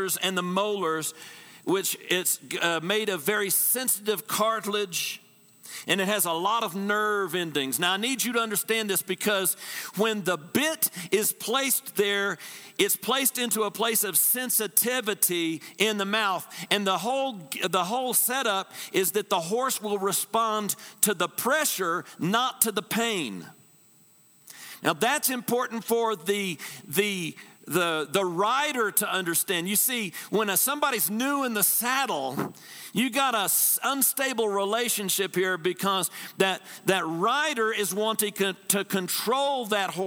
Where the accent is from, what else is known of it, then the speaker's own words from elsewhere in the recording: Texas, United States; I'm from Texas.